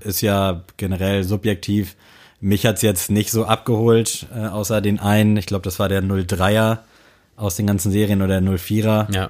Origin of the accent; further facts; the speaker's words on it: Southern Germany, Germany; Ich bin ja aus Süddeutschland.